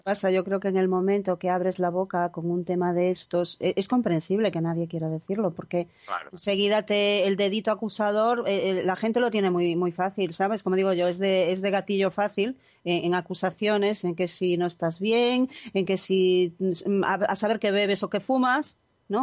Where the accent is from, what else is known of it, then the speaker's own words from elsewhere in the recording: Galicia, Spain; como buena gallega